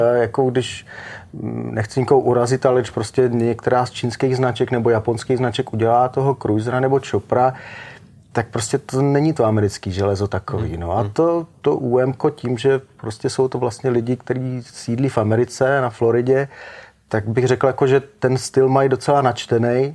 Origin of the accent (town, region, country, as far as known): Czechia